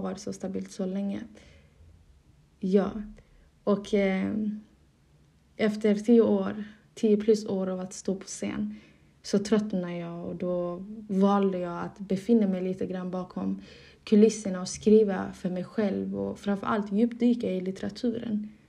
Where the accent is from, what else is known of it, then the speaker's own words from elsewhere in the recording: Malmö, Skåne, Sweden; first language Somali; moved away as an adult; now in Dalarna, Sweden; jag är uppvuxen i Malmö och där har jag bott en stor del av mitt liv. Och i nuläget har jag flyttat till Dalarna